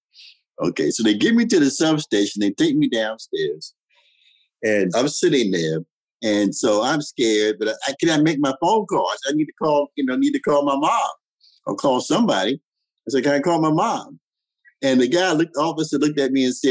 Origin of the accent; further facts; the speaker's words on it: Washington, District of Columbia, United States; I grew up in Washington, D.C. in the 50s and the 60s